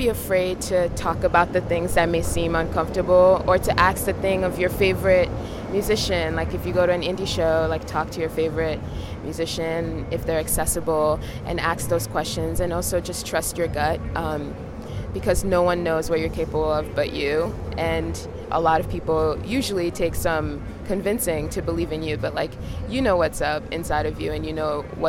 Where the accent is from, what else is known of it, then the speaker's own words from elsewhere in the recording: New York, United States; as a New Yorker